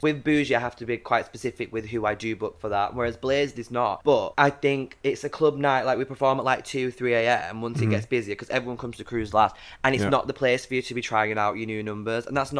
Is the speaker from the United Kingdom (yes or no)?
yes; Carlisle, North West England, United Kingdom; I was born in Carlisle, but I was made in the Navy. I think, like, I was like born in, like, I am a northern girl. I am.